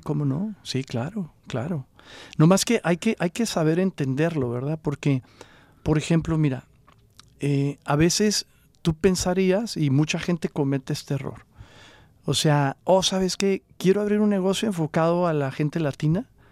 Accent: Coahuila, Mexico; first language Spanish; now in Los Angeles, United States; yo soy originario de Coahuila

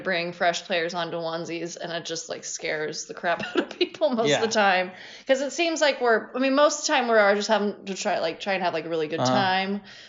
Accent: Midwest, United States; accent: Midwestern; moved away; I'm from the Midwest

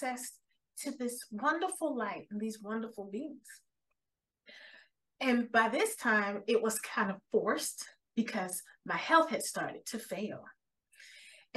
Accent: Miami, Florida, United States; moved away as an adult; also born or lived in Ohio; I'm a sun baby, born and raised in Miami

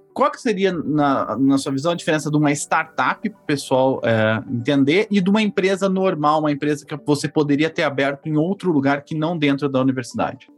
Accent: Ourinhos, São Paulo, Brazil; Eu sou de Ourinhos, nascido lá, lá no São Camilo, que não existe mais, o hospital. Eu morei lá até mais ou menos de 95 até 2000

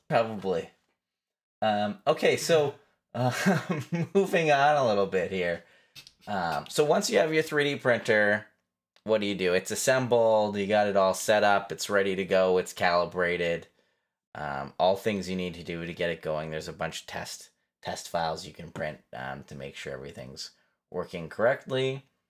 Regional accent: Canada; Fellow Canadian

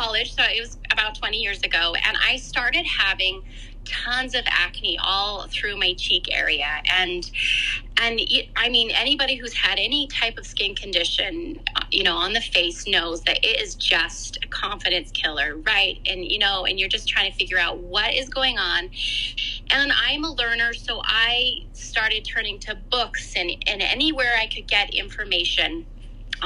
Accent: Canada; moved away; I'm from Canada. I grew up on a farm in Canada, and I currently live again in Canada. I've kind of moved around a bit

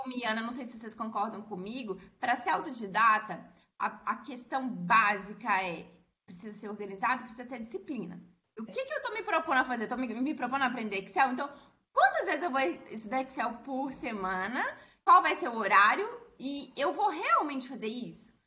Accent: Belo Horizonte, Minas Gerais, Brazil; eu sou aqui de Belo Horizonte

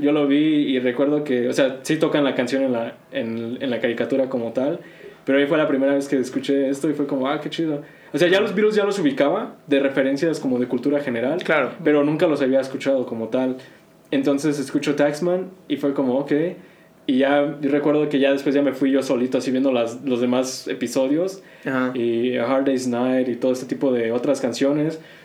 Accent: Querétaro, Mexico; Spanish is a second language; also born or lived in North Carolina, United States; now in Texas, United States; aquí ya llego en la primaria, como a tercero, tercero de primaria, y de ahí, pues te digo, la secundaria, pues ya hablaba el español bien

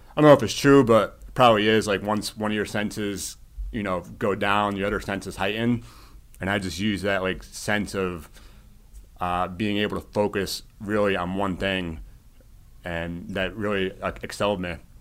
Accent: Shelton, Connecticut, United States; now in Westport, United States; I grew up in Shelton, which is pretty awesome to be back in, in the valley

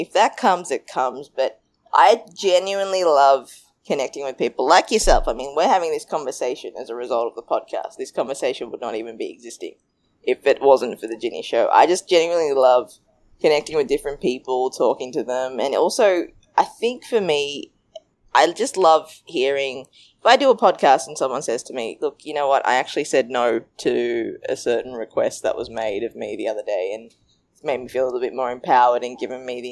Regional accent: Australia; also born or lived in Sri Lanka; I'm Sri Lankan and I grew up in Australia. My family actually migrated to Australia when I was two.

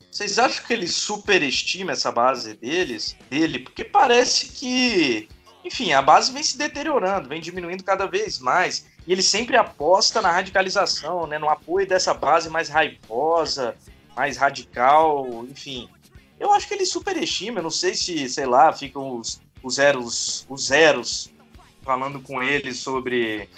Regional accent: Vitória, Espírito Santo, Brazil; sou de Vitória, do Espírito Santo

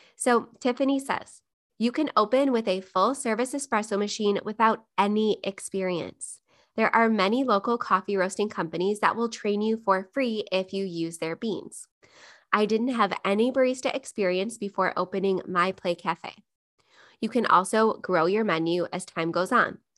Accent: Buffalo, New York, United States; Buffalo, New York, my hometown

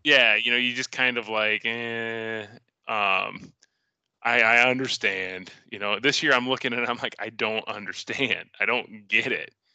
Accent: Central Iowa, United States; growing up in Central Iowa

